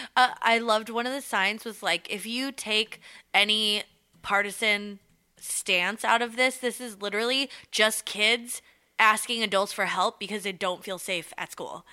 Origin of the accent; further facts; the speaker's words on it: Southern California, United States; we grew up in Southern California